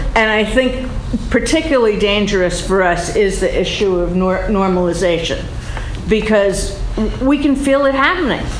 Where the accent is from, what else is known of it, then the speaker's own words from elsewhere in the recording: New York, United States; when I was a kid, I grew up in New York in a Jewish family